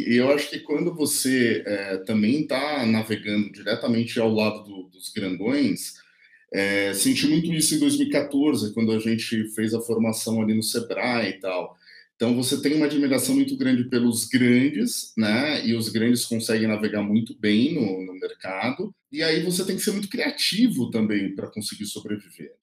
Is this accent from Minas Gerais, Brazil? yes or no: no; São Paulo, Brazil; eu vim da periferia de São Paulo, né? Hoje a produtora fica aqui na Vila Maria Mariana, mas eu nasci na periferia